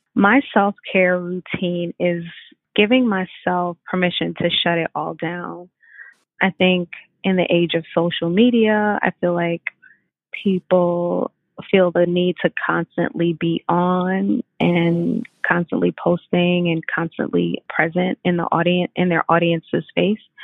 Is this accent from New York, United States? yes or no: yes; New York City, New York, United States; I'm from Brooklyn